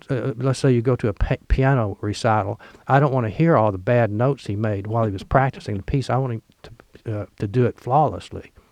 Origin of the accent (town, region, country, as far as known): Oxford, Mississippi, United States; born or raised there